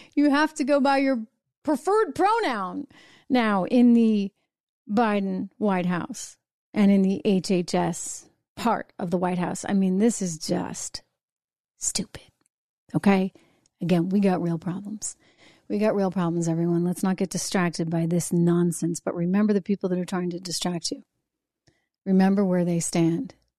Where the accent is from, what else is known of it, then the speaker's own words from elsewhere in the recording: New Hampshire, United States; My my home state, where I was born and raised, I grew up in New Hampshire